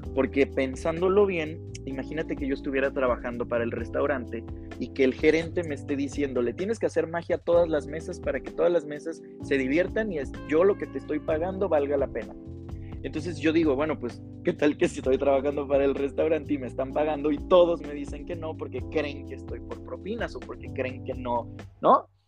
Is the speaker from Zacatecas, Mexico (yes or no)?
no; Veracruz, Mexico; now in Guadalajara, Mexico; soy de Veracruz